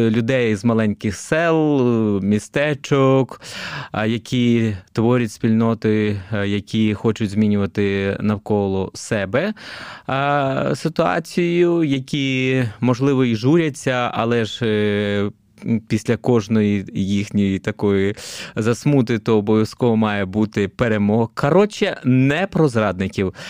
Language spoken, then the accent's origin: Ukrainian; Kharkiv, Kharkiv Oblast, Ukraine; also born or lived in Dnipro, Ukraine; Я сам взагалі родом із Дніпра. Тоді це був Дніпропетровськ. Там виріс до сіми років. Потім переїхав я особисто до Харкова на навчання